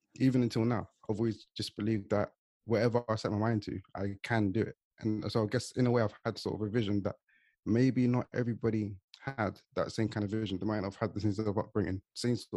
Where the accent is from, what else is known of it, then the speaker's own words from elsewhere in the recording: London, United Kingdom; I've been born here and grew up here my whole life. It's all I know. On my side, so I grew up in East London, in a place called Leytonstone.